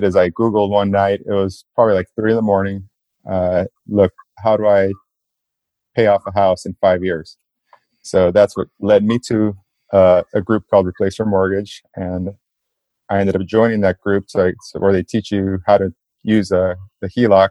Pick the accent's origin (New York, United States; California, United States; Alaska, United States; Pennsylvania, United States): California, United States; South Gate; I grew up in Southgate, California, which is right, just like a few minutes away from downtown LA.